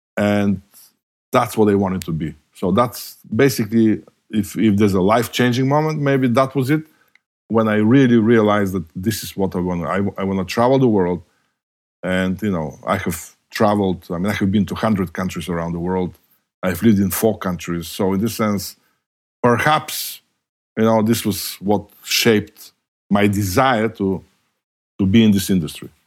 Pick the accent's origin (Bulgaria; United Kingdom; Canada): Bulgaria; moved away as an adult; I was born and raised in communist Bulgaria